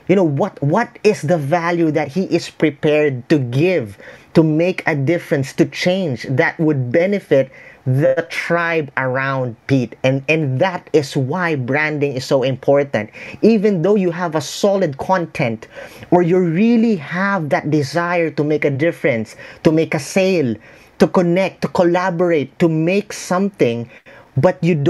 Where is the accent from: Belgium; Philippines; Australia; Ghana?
Philippines; I'm a Filipino. I'm in the Philippines right now